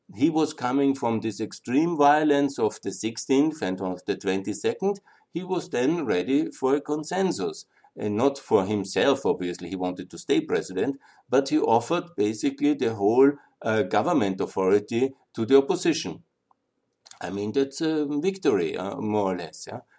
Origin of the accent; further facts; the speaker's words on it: Austria; I'm from Austria